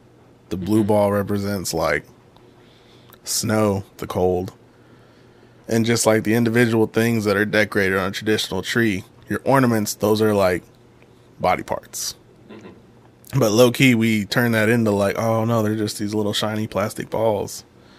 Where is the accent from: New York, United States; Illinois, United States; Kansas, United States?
Kansas, United States; Kansas City; we grew up down in Quindaro